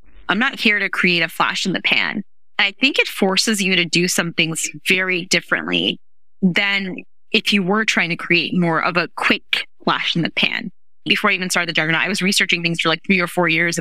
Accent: New York City, New York, United States; I grew up in New York City.

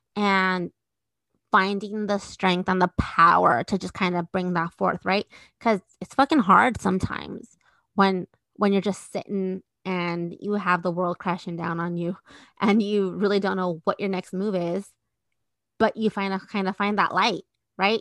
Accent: Redwood City, California, United States; also born or lived in Guadalajara, Jalisco, Mexico / San Mateo; I grew up in the peninsula. So I did a lot of my first schooling in San Mateo and Redwood City.

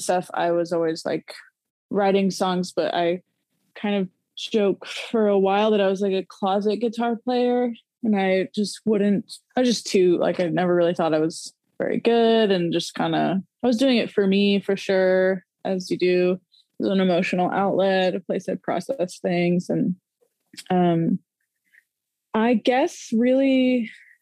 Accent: Norman, Oklahoma, United States; now in Oklahoma City, United States; I grew up in Norman, Oklahoma, and I'm currently living in Oklahoma City.

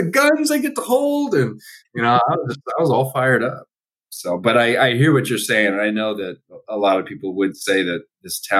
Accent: Allentown, Pennsylvania, United States; also born or lived in Philadelphia / Maine; born in Philadelphia. Was only there for I think the first two years of my life. Lived in uh, uh, Maine for uh, a, a few years when I was very young, and then moved back to Pennsylvania, but not to Philadelphia, lived in Allentown, Pennsylvania

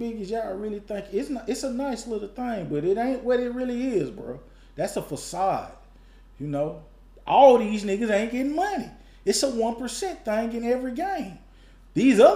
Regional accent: Atlanta, Georgia, United States; I'm from Atlanta

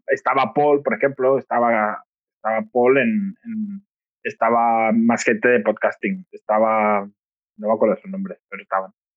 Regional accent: Catalonia, Spain; soy catalán

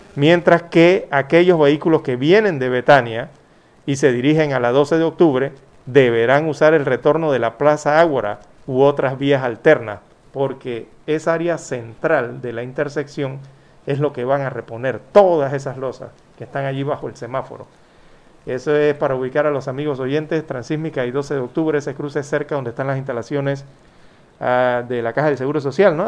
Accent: Panama; los panameños queremos

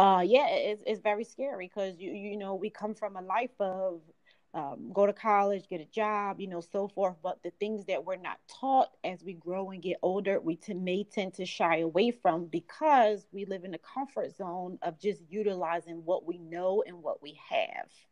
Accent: Philadelphia, Pennsylvania, United States; I'm from Philadelphia, grew up in South Philly.

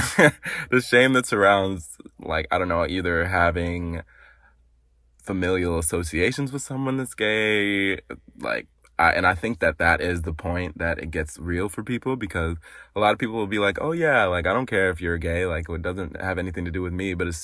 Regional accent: Madison, Wisconsin, United States; In Wisconsin, in Madison, Wisconsin.

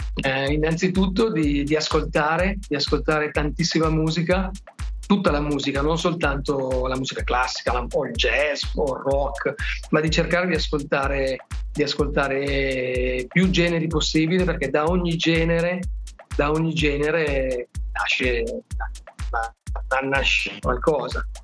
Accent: Milan, Lombardy, Italy; da milanese

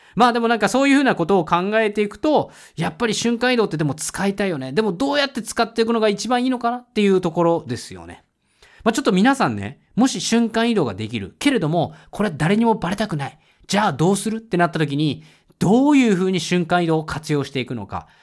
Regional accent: Tokyo, Japan; 東京、生まれ、東京育ちだからさ、東京住みなんだけれども

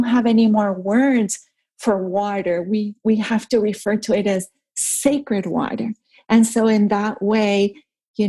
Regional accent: Caracas, Capital District, Venezuela; I grew up in Venezuela, and I grew up in Caracas, which is, you know, pretty big city

